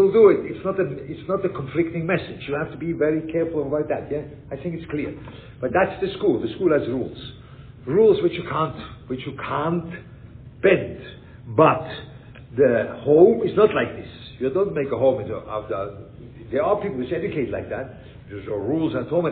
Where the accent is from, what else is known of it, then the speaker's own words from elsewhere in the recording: Switzerland; I grew up in Switzerland